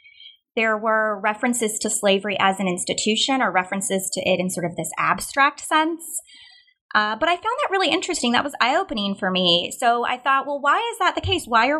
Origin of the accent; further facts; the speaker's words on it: Colorado, United States; moved away as an adult; also born or lived in Kansas City / Kansas; now in Arkansas, United States; I grew up in the West. I was actually born in Colorado